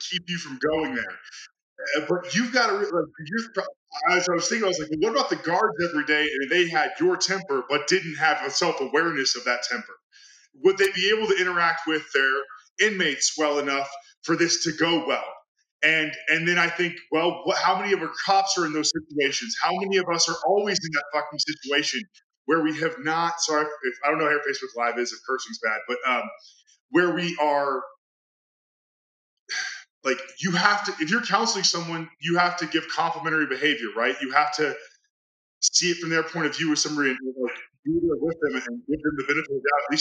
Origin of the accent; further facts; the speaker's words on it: Amarillo, Texas, United States; We're born and raised in Amarillo